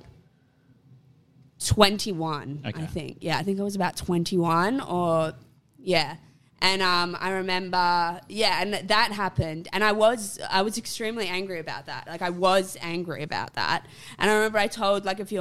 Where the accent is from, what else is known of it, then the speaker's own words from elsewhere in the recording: Port Macquarie, New South Wales, Australia; moved away as an adult; also born or lived in England / Sydney, Australia; now in Brisbane, Australia; I was in my hometown of Port Macquarie